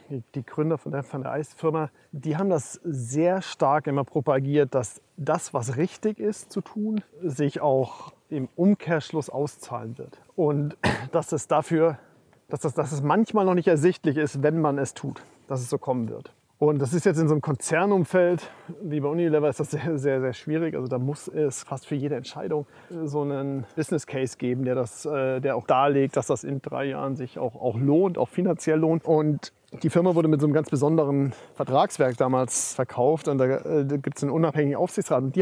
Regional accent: Bavaria, Germany; wie gesagt, ich komme aus Bayern

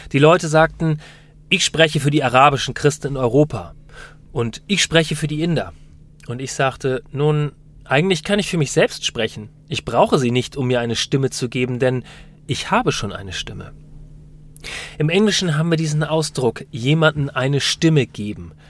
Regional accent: United Kingdom; born there; Wir sind beide in Großbritannien geboren.

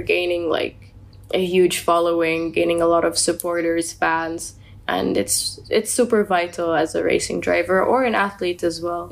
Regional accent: United Arab Emirates

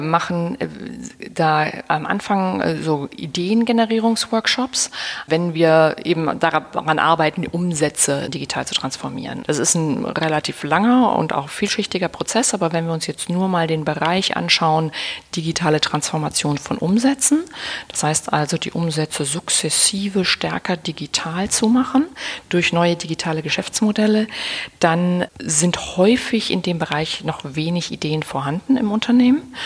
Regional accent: Berlin, Germany

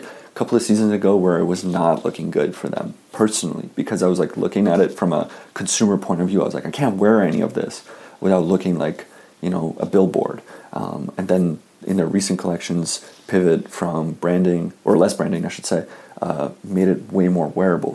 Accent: Canada; I'm Canadian

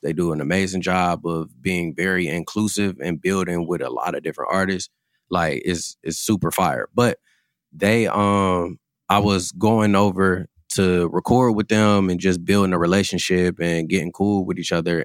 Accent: Cleveland, Ohio, United States; Growing up in Cleveland

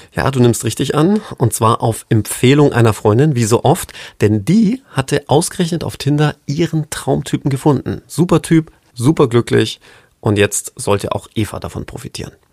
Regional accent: British / Englishman, England, United Kingdom; als waschechter Brite Englishman, a gentleman

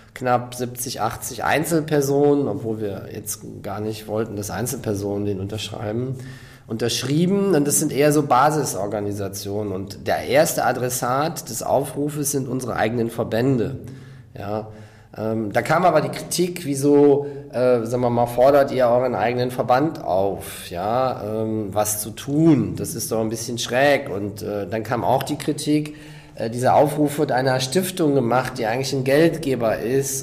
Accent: Rhineland, Germany; moved away; also born or lived in South Africa / West Berlin; ich selber bin Rheinländer

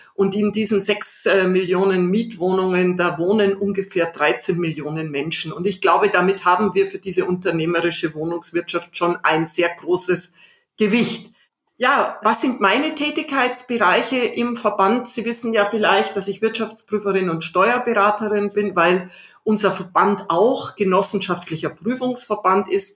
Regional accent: Salzburg, Austria; born or raised there; now in Berlin, Germany

